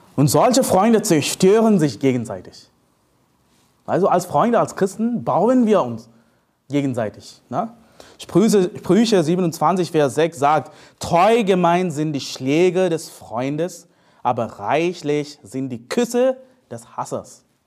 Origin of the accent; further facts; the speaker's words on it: India; German is a second language; moved away as an adult; also born or lived in Leipzig, Germany; now in Germany; ich komme aus Indien